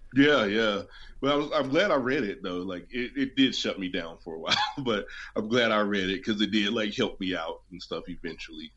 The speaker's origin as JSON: {"language": "English", "region": "West Virginia", "country": "United States", "tie": "born or raised there", "also_born_or_lived": "Denver", "moved": "as an adult"}